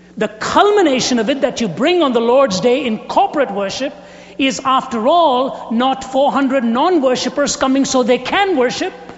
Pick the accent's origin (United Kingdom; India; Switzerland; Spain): India; moved away; I was raised in India with cricket.